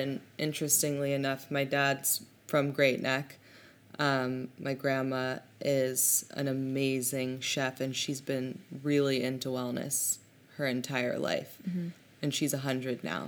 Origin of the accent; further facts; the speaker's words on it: Hong Kong; also born or lived in Berlin, Germany; now in New York City, United States; I was born in Hong Kong